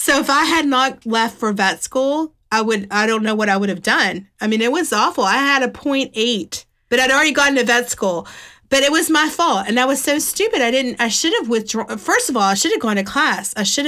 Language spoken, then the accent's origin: English; West Virginia, United States; I moved from West Virginia to Alabama, which was a culture shock. I thought I was from the South until I lived in Alabama.